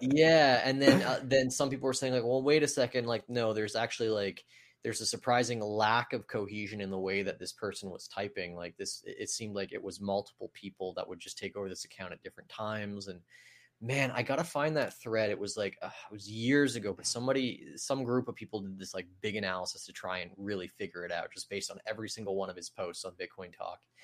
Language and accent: English; Canada; growing up in Canada